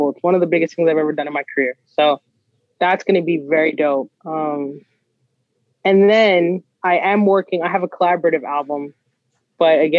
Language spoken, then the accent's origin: English; Guyana; Well, like I said, I'm Guyanese, I'm West Indian, and so I'm a huge fan of soca music.